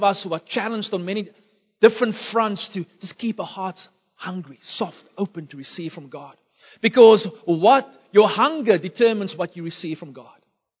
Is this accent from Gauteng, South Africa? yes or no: no; Beaufort West, Western Cape, South Africa; born there; Beaufort West is my hometown. It's more the town where I was born. Don't really have a hometown. Lived in many different places all across our nation. But Beaufort West is the place where I was born.